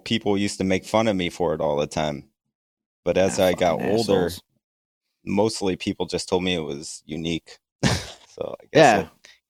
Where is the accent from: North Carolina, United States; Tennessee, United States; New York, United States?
New York, United States; We lived in three states before we moved back to New York.